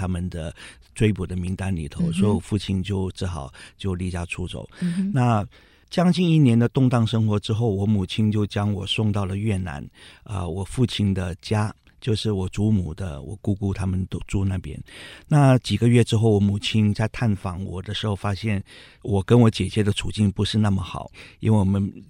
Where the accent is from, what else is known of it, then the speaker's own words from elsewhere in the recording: Cambodia; 对，我出生在柬埔寨，在一九五八年的时候，嗯、那时候柬埔寨还属于一个比较缓慢发展的一个落后国家。我记得我成长的环境非常贫困，也非常闭塞